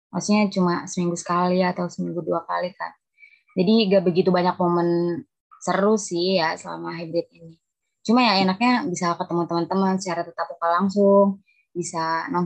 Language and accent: Indonesian; Kuningan, West Java, Indonesia; now in Bekasi, Indonesia; Oh, saya asli Kuningan, Jawa Barat.